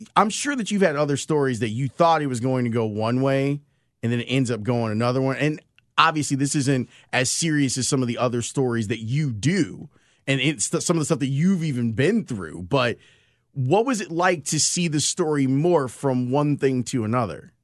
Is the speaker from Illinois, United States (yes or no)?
yes; Chicago, Illinois, United States; born or raised there